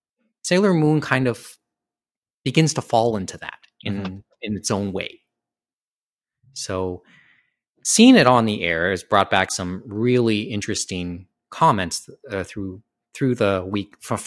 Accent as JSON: {"language": "English", "country": "Canada", "said": "we're Canadian in that sense, I suppose."}